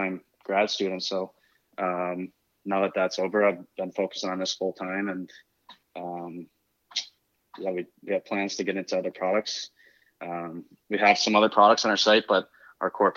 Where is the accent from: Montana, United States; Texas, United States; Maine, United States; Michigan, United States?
Michigan, United States; I grew up in Michigan, played college hockey.